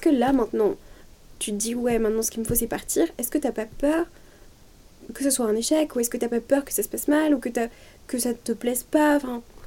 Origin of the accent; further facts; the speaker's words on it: Lyon, Auvergne-Rhône-Alpes, France; Lyon, c'est là où j'ai grandi, c'est là où je suis née, j'ai jamais mm. vécu ailleurs qu'à Lyon